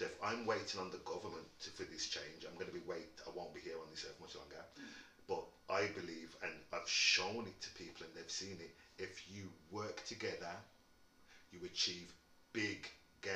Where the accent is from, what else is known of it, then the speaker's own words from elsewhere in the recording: Wolverhampton, West Midlands, United Kingdom; also born or lived in Birmingham; I was born in Wolverhampton, so I'm always going to back where I came from, which is Wolverhampton